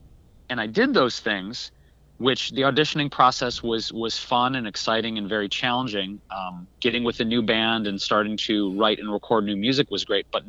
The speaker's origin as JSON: {"language": "English", "town": "Detroit", "region": "Michigan", "country": "United States", "tie": "born or raised there", "moved": "yes", "said": "I grew up in Detroit. I actually grew up in the city of Detroit."}